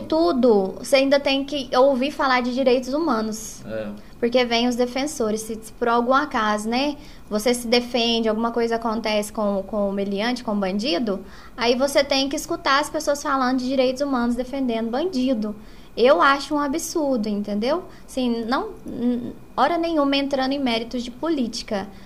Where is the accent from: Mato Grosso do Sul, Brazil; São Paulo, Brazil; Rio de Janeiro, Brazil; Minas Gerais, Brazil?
Minas Gerais, Brazil; south of; now in Arcos, Brazil; eu não sou natural de Arcos, eu moro em Arcos há 21 anos. Eu sou do sul de Minas